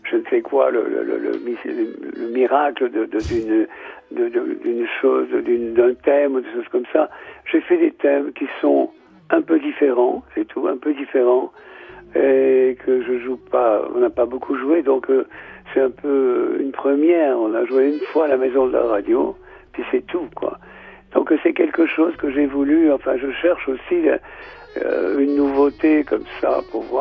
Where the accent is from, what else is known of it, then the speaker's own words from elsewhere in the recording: Nouvelle-Aquitaine, France; Moi, je suis basque, lui, il est, serbe.